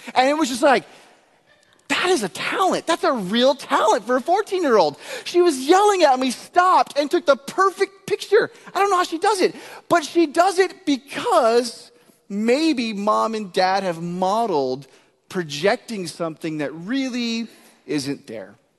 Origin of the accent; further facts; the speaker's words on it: Texas, United States; I am from Texas